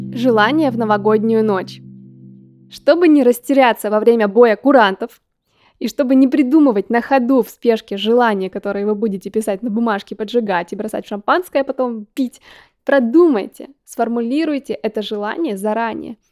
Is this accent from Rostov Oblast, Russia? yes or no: no; Yekaterinburg, Sverdlovsk Oblast, Russia; как я любила в детстве в Екатеринбурге